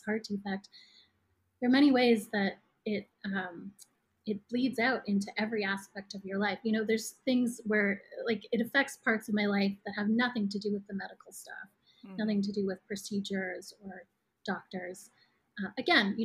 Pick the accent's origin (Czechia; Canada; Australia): Canada; Toronto, Ontario; moved away as an adult; also born or lived in Vancouver, Canada / New York, United States; now in Brooklyn, United States; I was born and raised in Toronto, Canada, and did undergrad in Vancouver